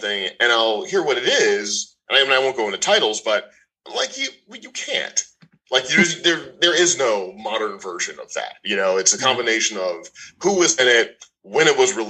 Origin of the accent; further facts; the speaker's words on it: Missouri, United States; moved away; I'm from Missouri